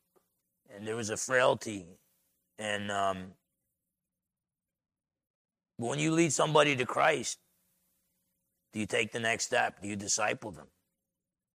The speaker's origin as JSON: {"language": "English", "region": "New Jersey", "country": "United States", "moved": "yes", "said": "I'm from Jersey."}